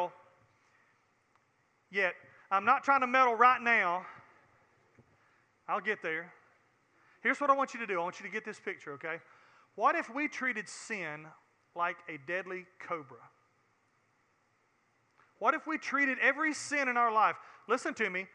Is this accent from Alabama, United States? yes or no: yes; Alabama, United States; Alabama, the state that I have planted my life in since I was born and raised here, Mobile, that my new home